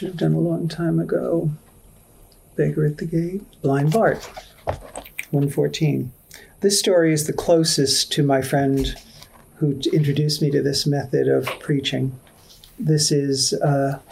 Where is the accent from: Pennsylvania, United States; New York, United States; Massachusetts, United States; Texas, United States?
New York, United States; New York City; I'm a kid from Queens, New York